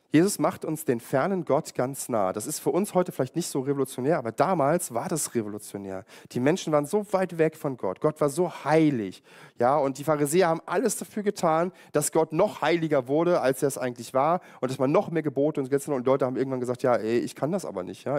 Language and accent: German; Germany; jetzt bin ich auch in der DDR aufgewachsen